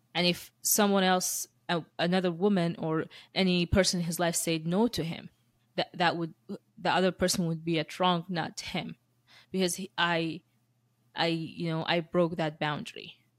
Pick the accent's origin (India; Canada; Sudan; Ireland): Sudan; moved away; also born or lived in Moscow / Dubai; I went to sc-, schooling in, in Sudan, and then I left to Dubai